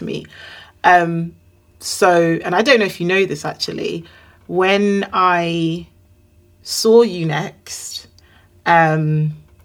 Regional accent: Nigeria; we're both Nigerian

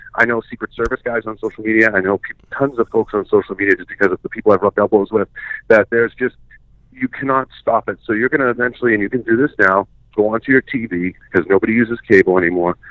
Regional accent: Boston, Massachusetts, United States; moved away as an adult; now in Montana, United States; I grew up in Boston, you know, my whole life.

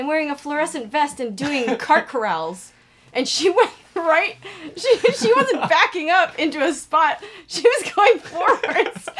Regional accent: Canada; It was in Canada, and I'm Canadian, so I would be fine.

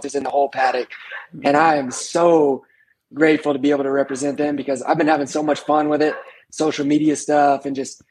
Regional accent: Oklahoma, United States; I'm from Oklahoma

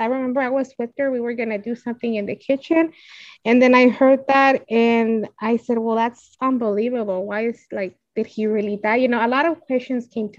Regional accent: United States; we're American

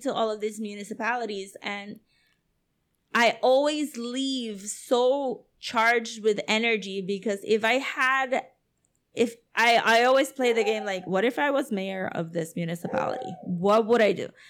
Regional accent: Puerto Rico; Puerto Ricans

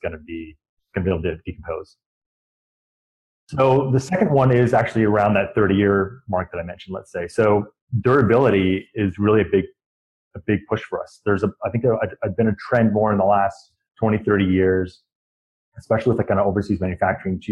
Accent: east of Sacramento, California, United States; Growing up sort of east of Sacramento, we grew up on just the foothills towards Lake Tahoe

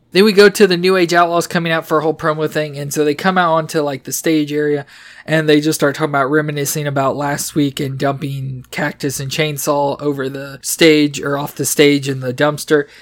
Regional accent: Indiana, United States; we're still in my home state of Indiana

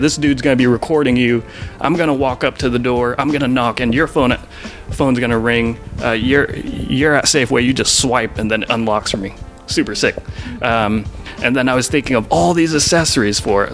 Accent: Portland, Oregon, United States; we grew up in Portland

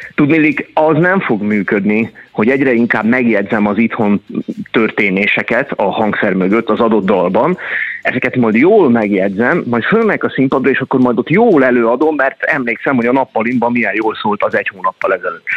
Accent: Hungary; ahol én nőttem föl magyarként

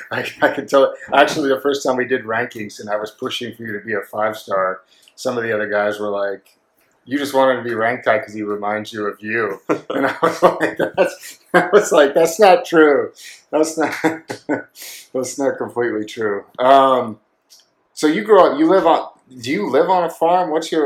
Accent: Oregon, United States; I grew up in Oregon in the middle of nowhere

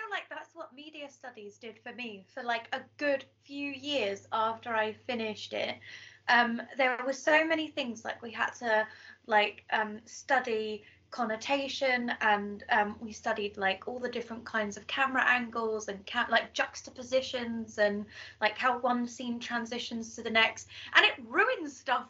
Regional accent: United Kingdom; I'm mostly British anyway.

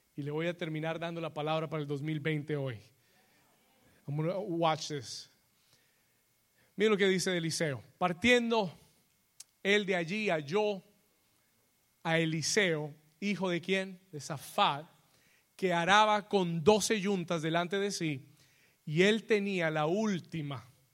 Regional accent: New York, United States; moved away; yo me crié en Nueva York

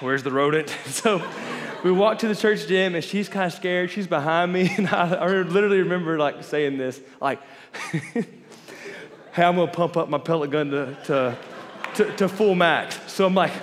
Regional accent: Florida, United States; I grew up in Florida

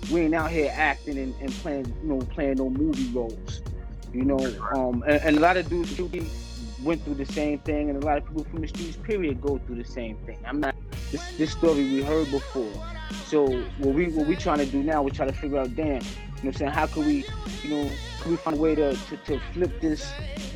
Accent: New York City, New York, United States; growing up in QB was a lot of fun

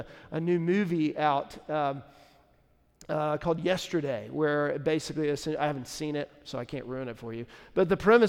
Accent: Nashville, Tennessee, United States; You know, when people say, hey, where are you from? You say Nashville, like, oh, okay.

